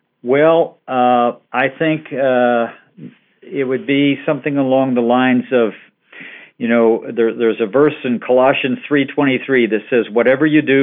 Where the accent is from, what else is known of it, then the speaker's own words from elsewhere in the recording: southeastern Michigan, United States; moved away as an adult; also born or lived in Ohio / United Kingdom; I was born in Ohio, grew up in southeastern Michigan